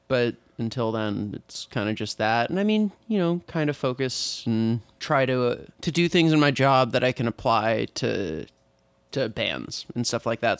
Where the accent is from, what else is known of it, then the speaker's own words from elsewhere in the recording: San Diego, California, United States; moved away as an adult; also born or lived in Oregon; now in Portland, United States; I'm originally from San Diego, California